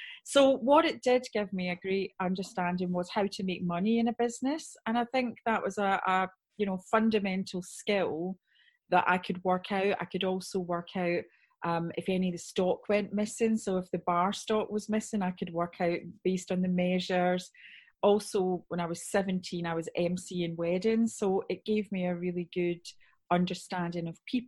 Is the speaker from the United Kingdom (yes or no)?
yes; Scotland, United Kingdom; accent: Scottish; moved away as an adult; also born or lived in Somerset; now in Wiltshire, United Kingdom; So as you can hear by the accent, I'm Scottish